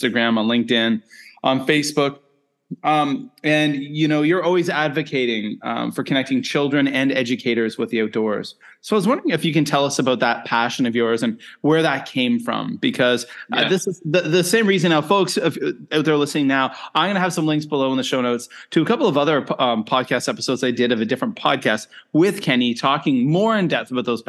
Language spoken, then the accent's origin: English; Nova Scotia, Canada; moved away as an adult; also born or lived in South Korea / Japan / China; now in Penang, Malaysia; I grew up in Eastern Canada, Nova Scotia